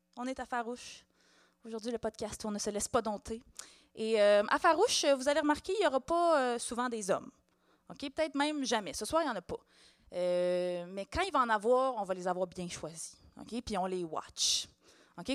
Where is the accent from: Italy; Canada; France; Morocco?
Canada; Montreal, Quebec; je suis née à Hochelaga-Maisonneuve en mille neuf cent quatre-vingt-dix